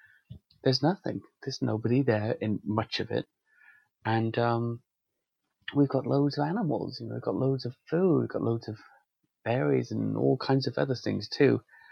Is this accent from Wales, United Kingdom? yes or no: yes; Wales, United Kingdom; I've spent some time in a lot of rural areas in Wales, and I grew up in Wales, you really see